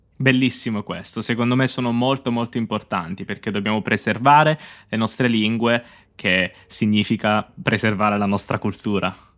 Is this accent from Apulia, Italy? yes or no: yes; Apulia, Italy; Io sono pugliese, non parlo il dialetto della mia città, ma lo capisco